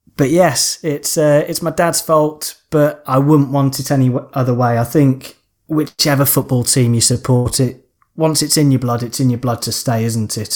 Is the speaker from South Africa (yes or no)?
no; Lancashire, North West England, United Kingdom; I was born in Lancashire